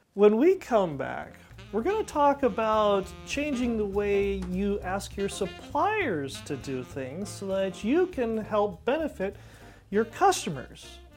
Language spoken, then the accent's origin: English; Ridgecrest, California, United States; now in San Joaquin Valley, United States; I grew up in Ridgecrest, California